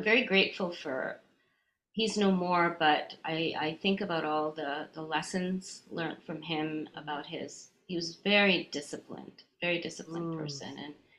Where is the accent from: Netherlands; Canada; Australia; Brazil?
Canada; also born or lived in India; I grew up in Canada. I was born in India, but I moved when I was a baby. And so we lived in many different cities in Canada. And so when I was about five, we were in Edmonton, Alberta, out west.